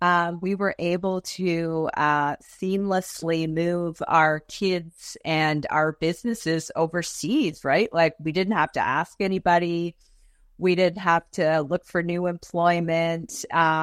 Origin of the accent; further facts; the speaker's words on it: Toronto, Ontario, Canada; moved away as an adult; But yeah, no, I grew up in Toronto. And I followed my husband over there, 22 years ago.